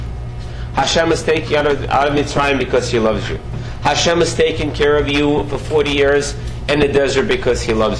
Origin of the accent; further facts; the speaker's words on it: Russia; now in United States; I was brought up back in Soviet Union